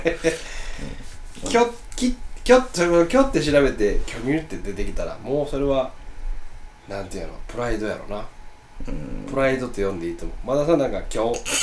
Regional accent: Osaka, Japan; 俺ら大阪の人間として

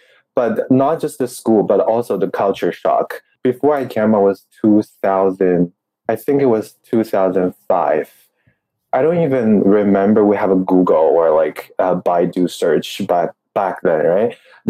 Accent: Changsha, Hunan, China; English is a second language; moved away as an adult; also born or lived in Kamloops, Canada / Vancouver, Canada / Toronto, Canada; now in Canada; in my hometown, I'm from Changsha, Hunan. So it's the capital city of the Hunan provinces.

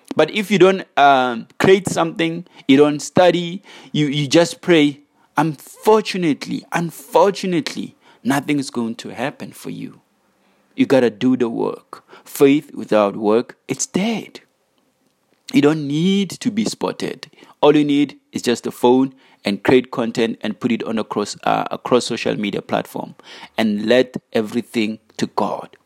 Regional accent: South Africa; as South African youth

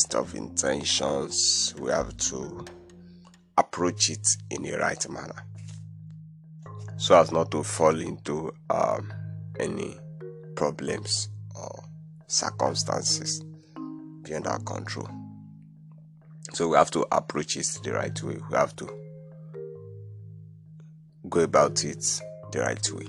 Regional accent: Nigeria; I'm from Nigeria

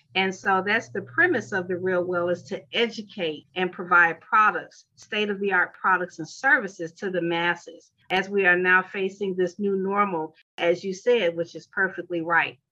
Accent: Chicago, Illinois, United States; moved away as an adult; now in Atlanta, United States; I hail from Chicago, Illinois, born and raised

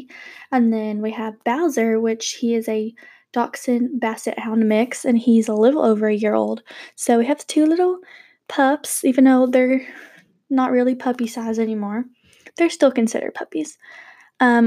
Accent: Georgia, United States; We live in Georgia. I'm actually from Georgia, so we love the Peach State.

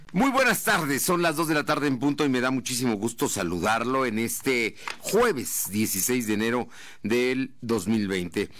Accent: Puebla, Mexico; los poblanos

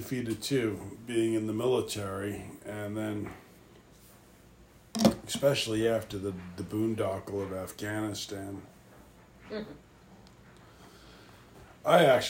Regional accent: New York, United States; moved away; I'm originally from New York.

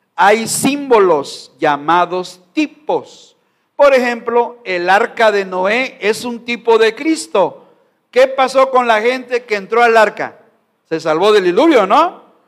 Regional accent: Mexico; como mexicano no puedo negar mi sangre, mi raza, mi pueblo

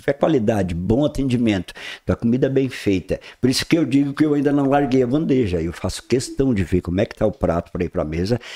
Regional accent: Praia Grande, Santa Catarina, Brazil; now in Balneário Gaivota, Brazil; Eu venho de Praia Grande, que é um município hoje que se tornou é, um geoparque mundial

